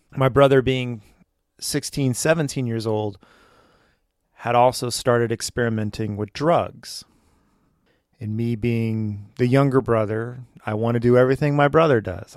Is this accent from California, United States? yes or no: yes; Westlake Village, California, United States; We grew up in Westlake Village, California, which it's kind of embedded in Thousand Oaks, California.